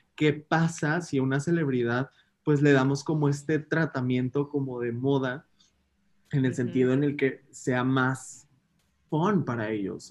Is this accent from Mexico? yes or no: yes; Mexico; nosotros como mexicanos